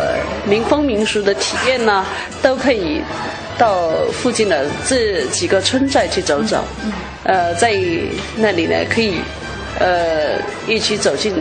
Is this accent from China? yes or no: yes; Gengma, Yunnan, China; 我现在在耿马傣族佤族自治县人大常委会工作，是耿马土生土长的傣族。